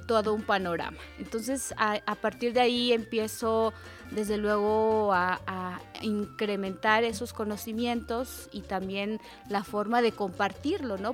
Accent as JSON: {"language": "Spanish", "country": "Mexico", "said": "nosotros mismos como mexicanos"}